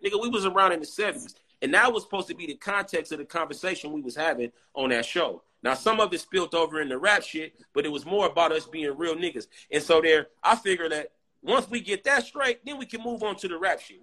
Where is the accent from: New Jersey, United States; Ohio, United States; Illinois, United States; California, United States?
California, United States; San Diego; I'm from Lincoln Park